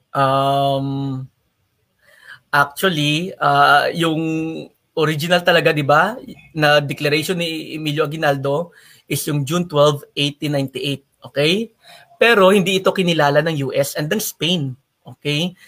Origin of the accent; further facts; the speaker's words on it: Philippines; taga Lagasan ako